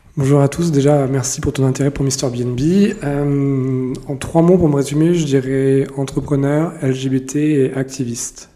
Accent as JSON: {"language": "French", "area": "Lorraine", "region": "Grand Est", "country": "France", "also_born_or_lived": "Paris", "moved": "yes", "said": "je suis pas du tout parisien, je suis lorrain d'origine"}